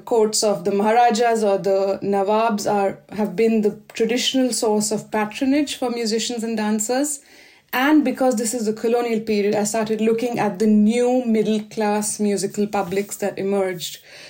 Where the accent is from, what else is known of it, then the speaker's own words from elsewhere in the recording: New Delhi, Delhi, India; now in Durham, United Kingdom; Because I grew up in Delhi.